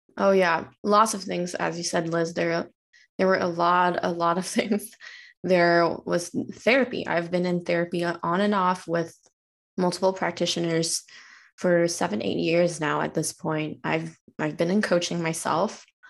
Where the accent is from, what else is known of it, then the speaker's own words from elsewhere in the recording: Chengdu, Sichuan, China; also born or lived in San Francisco area, United States; now in San Francisco, United States; I was actually born and raised in China. I came from a province called Sichuan